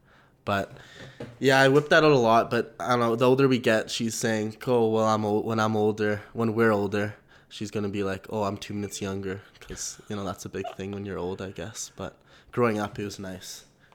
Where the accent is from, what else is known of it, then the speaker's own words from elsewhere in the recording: Calgary, Alberta, Canada; born and raised in Calgary